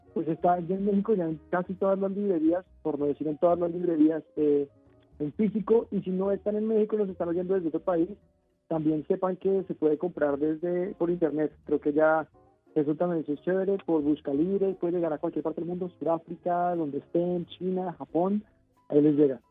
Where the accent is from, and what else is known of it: Colombia